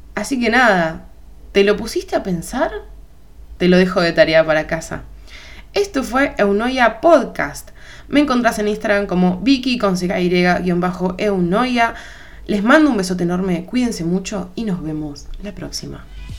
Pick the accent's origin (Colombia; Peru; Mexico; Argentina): Argentina; te hablo desde Argentina